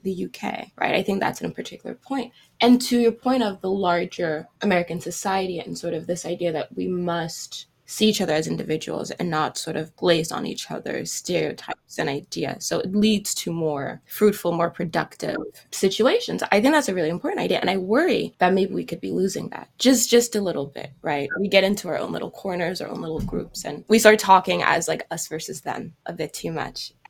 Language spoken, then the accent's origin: English; Cameroon; now in United States; I had spent the summer abroad, back home in Cameroon, right? Since I'm from West Africa